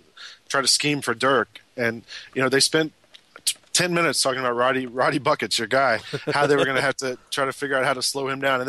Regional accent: Atlanta, Georgia, United States; I grew up in Atlanta

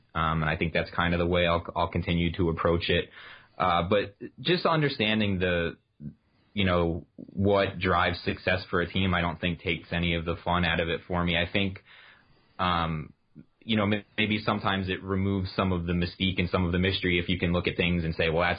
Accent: New Jersey, United States; born there; also born or lived in Tampa; I was born in New Jersey. So my early hockey memories are like Devils, Rangers, that kind of era, like early 90s.

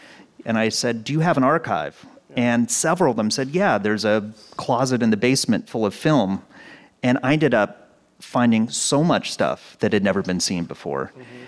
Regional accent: Pasadena, California, United States; Pasadena, and where I still live. So I actually live on the block that my kindergarten was on.

